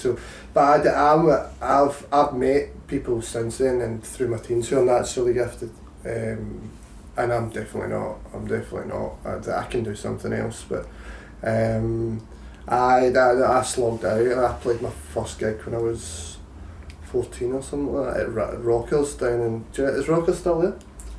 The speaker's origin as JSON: {"language": "English", "town": "Coatbridge", "region": "Scotland", "country": "United Kingdom", "said": "I'm from Coatbridge, it's just next to Easterhouse."}